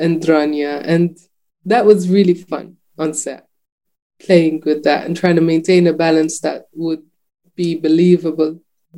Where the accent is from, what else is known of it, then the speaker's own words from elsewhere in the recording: Jordan; I was not totally aware of that growing up in Jordan